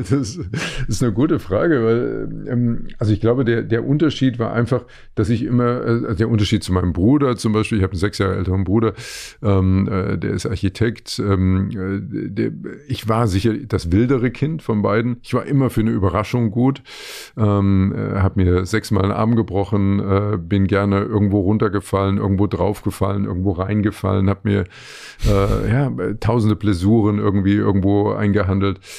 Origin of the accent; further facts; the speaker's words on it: Leipzig, Saxony, Germany; moved away; also born or lived in Frankfurt am Main; Also ich bin ja in Leipzig groß geworden, genau. wir haben Westfernsehen geschaut.